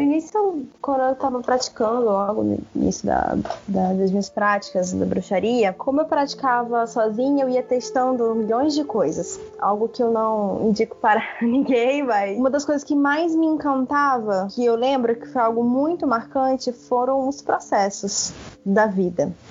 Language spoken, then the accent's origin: Portuguese; Natal, Rio Grande do Norte, Brazil; eu sou de Natal, aqui no Rio Grande do Norte